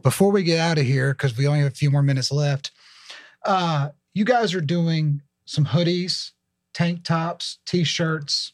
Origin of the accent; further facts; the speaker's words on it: Alabama, United States; I'm from Alabama